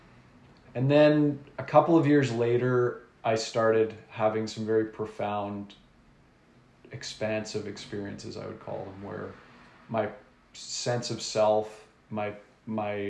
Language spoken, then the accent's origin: English; Nanaimo, British Columbia, Canada; also born or lived in Vancouver; now in Gibsons, Canada; I grew up in Nanaimo on Vancouver Island